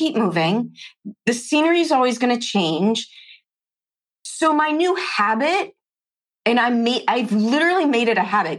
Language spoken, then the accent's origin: English; Chicago, Illinois, United States; I grew up in Chicago, public schools in the 70s and 80s